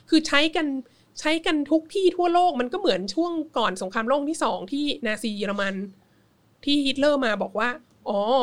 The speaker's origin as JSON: {"language": "Thai", "country": "Thailand", "tie": "born or raised there", "moved": "yes"}